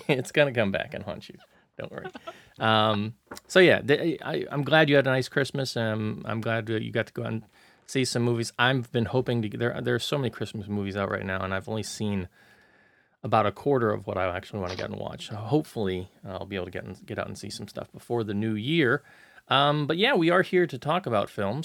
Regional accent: United States; now in Hong Kong; being an American

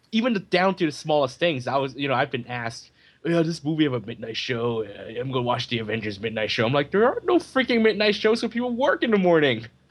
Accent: United States; moved away as an adult; also born or lived in Japan; now in Hong Kong; I was here and then I was in America. I grew up in America

